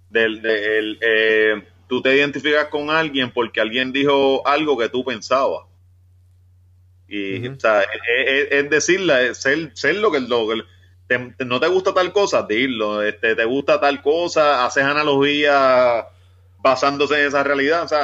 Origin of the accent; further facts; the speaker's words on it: Ponce, Puerto Rico; born there; Yo nací en Ponce, mi carrera profesional va a ser en área metropolitana, pero yo, yo termino por allá, por el West.